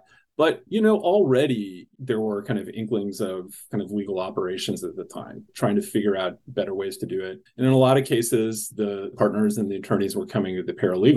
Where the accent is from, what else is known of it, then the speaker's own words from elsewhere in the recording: Alton, Illinois, United States; moved away as an adult; I grew up in a small town in Illinois on the Mississippi River, just across from, very close to St. Louis, a town called Alton